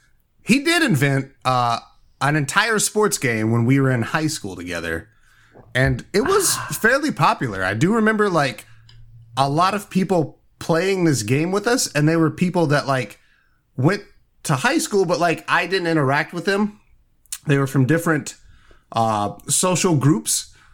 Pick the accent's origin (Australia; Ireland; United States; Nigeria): United States; Indiana; I'm from Indiana.